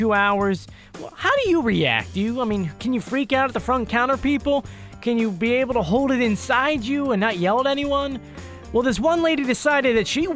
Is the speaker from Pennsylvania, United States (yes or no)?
yes; Philadelphia, Pennsylvania, United States; I'm not from Philadelphia, but I grew up in Philadelphia and went to school in Philadelphia